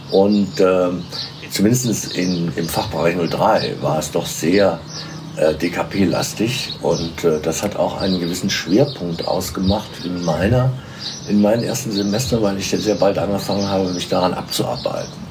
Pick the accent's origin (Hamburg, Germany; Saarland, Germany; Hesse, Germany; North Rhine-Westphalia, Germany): Hesse, Germany; Melsungen; now in Marburg, Germany; in Melsungen geboren. Melsungen ist ja bekannt durch die Firma Braun.